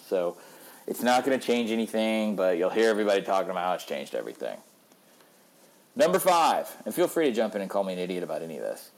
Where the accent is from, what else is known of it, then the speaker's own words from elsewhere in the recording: Georgia, United States; now in Nashville, United States; I'm from Georgia and I'm there a good bit